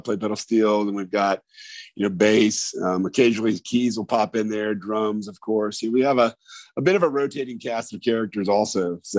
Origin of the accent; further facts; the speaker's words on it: Indiana, United States; moved away as an adult; I'm originally from Indiana, moved down here in 2000.